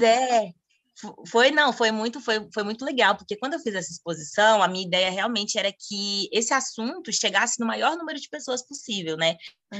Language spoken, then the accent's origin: Portuguese; Brasília, Federal District, Brazil; moved away as an adult; also born or lived in Argentina; now in Thailand; eu sou de Brasília